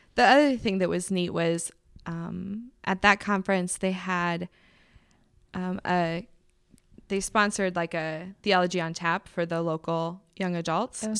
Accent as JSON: {"language": "English", "town": "Indianapolis", "region": "Indiana", "country": "United States", "tie": "born or raised there", "moved": "as an adult", "said": "I do love Indy. Um, it's my hometown"}